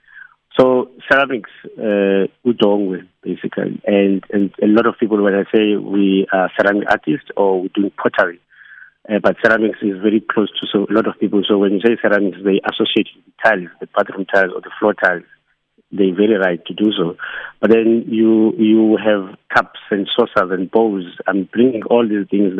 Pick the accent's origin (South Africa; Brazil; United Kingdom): South Africa; Eastern Cape; now in Cape Town, South Africa; we're all from the Eastern Cape